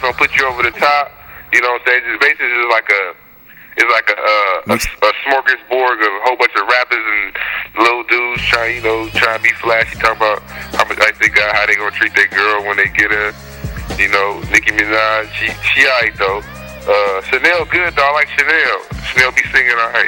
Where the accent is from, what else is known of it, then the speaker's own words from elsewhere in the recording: California, United States; moved away; I'm from Cali, man. I'm from the West Coast